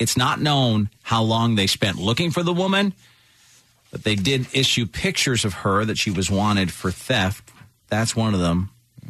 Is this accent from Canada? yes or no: no; Ireland; moved away; growing up in Ireland